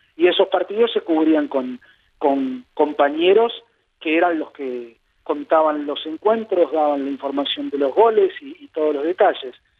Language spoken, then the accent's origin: Spanish; Buenos Aires, Argentina; crié en el barrio de Palermo